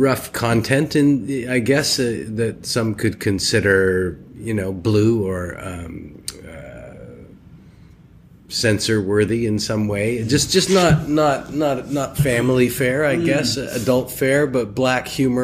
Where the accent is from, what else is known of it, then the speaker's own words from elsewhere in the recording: St. Albert, Alberta, Canada; also born or lived in Edmonton; now in Toronto, Canada; I started acting as a child in my hometown of St. Albert, Alberta, with an amateur company